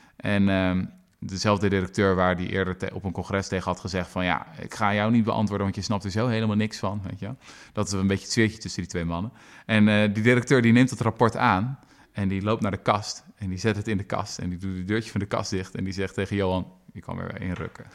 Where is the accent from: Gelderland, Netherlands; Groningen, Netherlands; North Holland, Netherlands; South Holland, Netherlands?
South Holland, Netherlands; Zoetermeer; mijn geliefde Zoetermeer bijvoorbeeld, waar ik ben opgegroeid